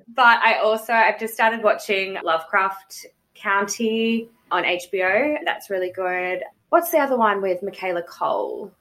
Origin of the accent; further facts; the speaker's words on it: Melbourne, Victoria, Australia; also born or lived in Canberra; I moved to Melbourne when I was about seven.